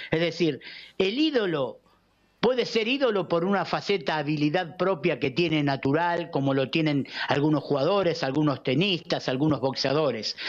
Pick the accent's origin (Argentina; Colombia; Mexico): Argentina; Estos somos los argentinos